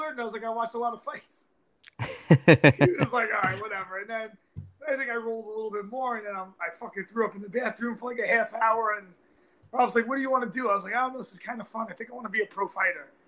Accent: New York City, New York, United States; I grew up in Brooklyn

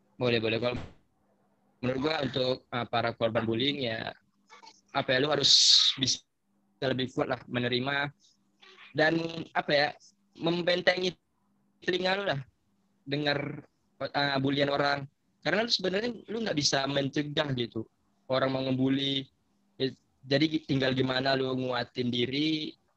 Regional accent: Riau, Indonesia; Dari kecil. karena gue lahir di sini juga

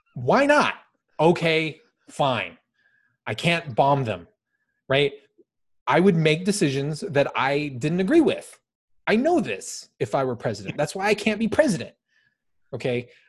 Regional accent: United States; I'm an American

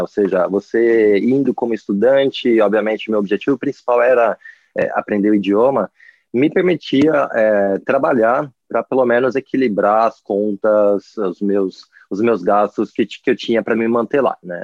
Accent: Brazil; moved away; also born or lived in Sydney, Australia; como, como brasileiro

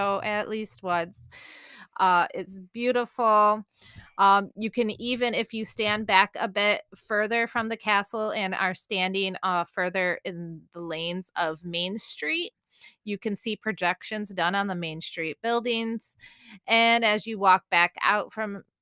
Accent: Michigan, United States; I'm from Michigan. I call it pop.

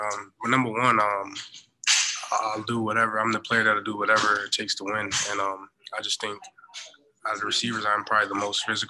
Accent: New Jersey, United States; I'm from Jersey

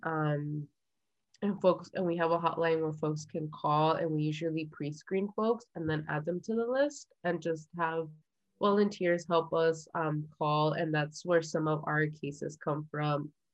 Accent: Orange County, California, United States; also born or lived in San Diego / Guerrero, Mexico; I grew up in Orange County

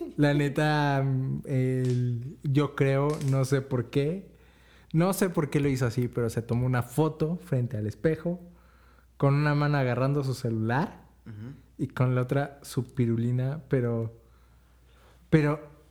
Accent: Tepatitlán de Morelos, Jalisco, Mexico; soy de Tepa

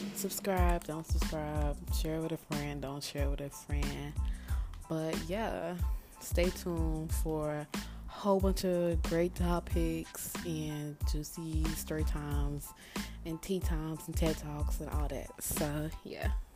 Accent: Dallas, Texas, United States; I'm from Dallas, Texas.

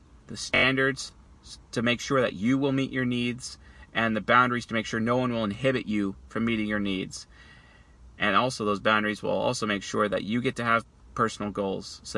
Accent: United States; I'm an American.

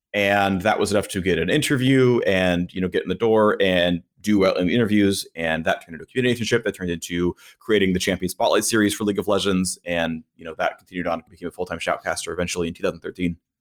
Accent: United States; I've lived in America virtually my entire life

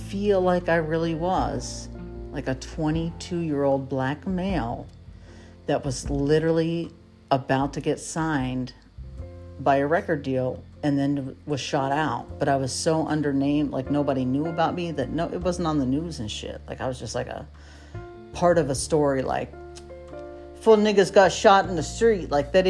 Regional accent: Chillicothe, Ohio, United States; also born or lived in Piqua; You know, I was born in Miami County, which is in Ohio. It's in Piqua, Ohio. And we moved in third grade to Chillicothe

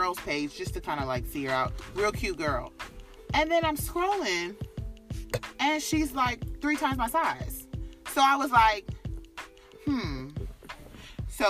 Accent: Jamaica; I'm Jamaican

